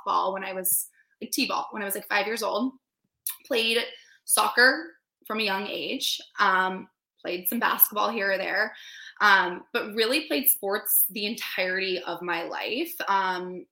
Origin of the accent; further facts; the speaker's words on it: San Diego, California, United States; I'm from San Diego, California